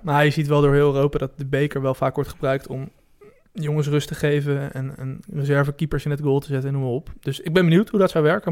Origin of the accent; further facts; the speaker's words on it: Netherlands; wij als Nederlanders